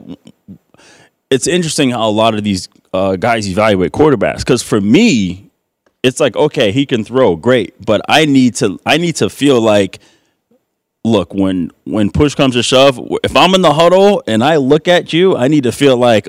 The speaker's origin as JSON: {"language": "English", "region": "East Coast", "country": "United States", "said": "So it's not like I was raised in Green Bay. You know, I'm from the East Coast, and my family's in New York."}